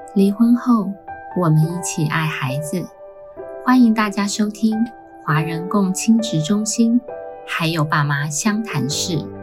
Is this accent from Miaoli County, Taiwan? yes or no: no; Hualien County, Taiwan; 它大概是我们花莲人 周末必去的一个避暑，然后躲雨休闲的地方